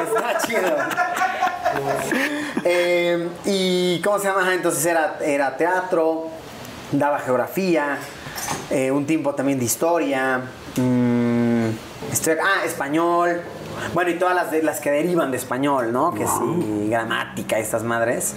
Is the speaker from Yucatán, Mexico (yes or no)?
no; Puebla, Mexico; also born or lived in Mexico City; Yo soy de Puebla